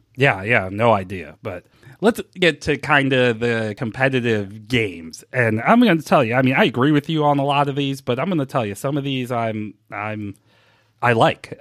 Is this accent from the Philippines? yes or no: no; St. Louis, Missouri, United States; moved away as an adult; also born or lived in Milwaukee; now in Cincinnati, United States; I grew up in Saint Louis. I moved away in two, at the end of two thousand four